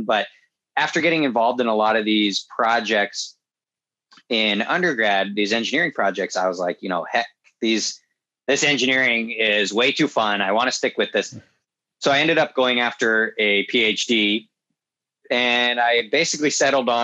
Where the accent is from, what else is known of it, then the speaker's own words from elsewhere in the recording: Southern New Hampshire, United States; moved away as an adult; also born or lived in upstate New York; I grew up in Southern New Hampshire, right next to a grass strip airfield